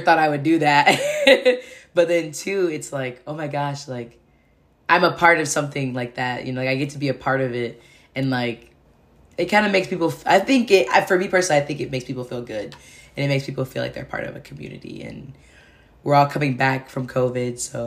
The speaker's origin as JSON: {"language": "English", "region": "Michigan", "country": "United States", "moved": "yes", "lives_now": "California, United States", "said": "I'm originally from Michigan"}